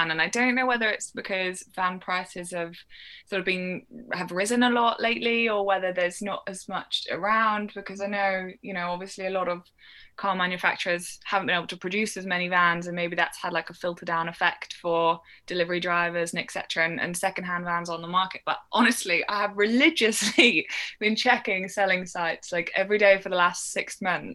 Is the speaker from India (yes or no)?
no; Shropshire, West Midlands, United Kingdom; I grew up in Shropshire, but right on the Welsh border